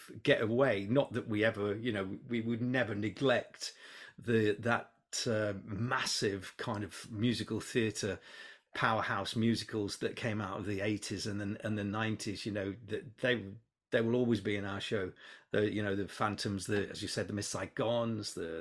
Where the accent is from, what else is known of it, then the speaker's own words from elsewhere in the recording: Hednesford, West Midlands, United Kingdom; moved away; I was born and bred in Hensford.